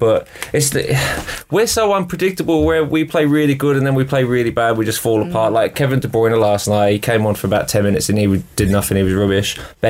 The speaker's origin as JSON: {"language": "English", "country": "Australia", "moved": "yes", "said": "I'm from Australia."}